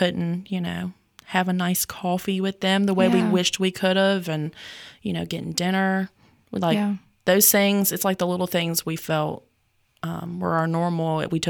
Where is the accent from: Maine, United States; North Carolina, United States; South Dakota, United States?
North Carolina, United States; Yanceyville; also born or lived in Goldsboro, North Carolina; right now, I live in Yanceyville, North Carolina. That's pretty much where I grew up. I was born in Goldsboro, North Carolina